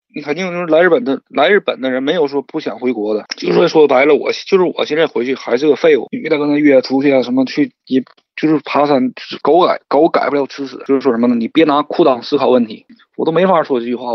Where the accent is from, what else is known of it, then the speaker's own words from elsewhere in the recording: Shenyang, Liaoning, China; 我是沈，沈，沈阳人，就包括说我是东北人